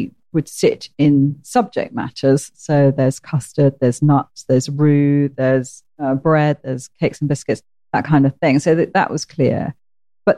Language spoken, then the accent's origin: English; Portsmouth, South East England, United Kingdom; I come from Portsmouth